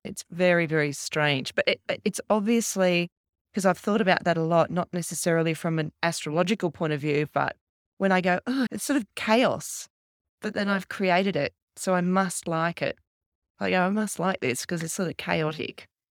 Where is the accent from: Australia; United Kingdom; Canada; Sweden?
Australia; Canberra, Australian Capital Territory; I grew up in Canberra